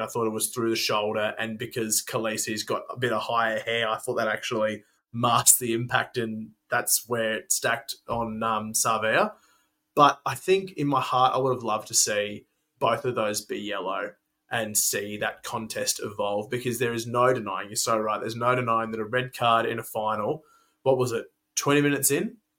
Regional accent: Australia; as Australian fans

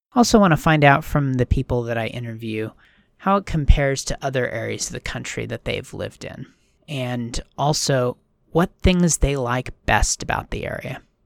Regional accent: Washington, United States; also born or lived in Minnesota; I grew up here in Washington.

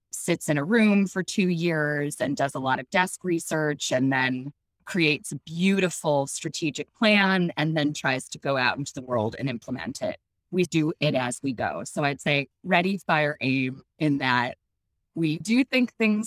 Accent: Chicago, Illinois, United States; I grew up in Chicago

